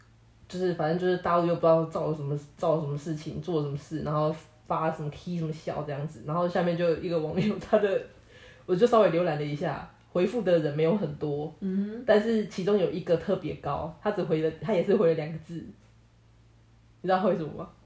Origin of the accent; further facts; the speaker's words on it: Taiwan; 我们真的出生在台湾是真的很幸运。